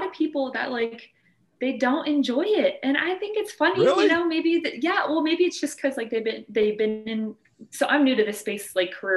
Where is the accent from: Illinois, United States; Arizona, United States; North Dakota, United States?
Arizona, United States; now in California, United States; I'm from Arizona originally